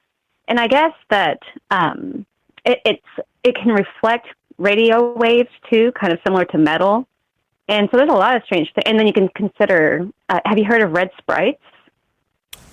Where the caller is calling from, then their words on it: Missouri, United States; Calling from Missouri.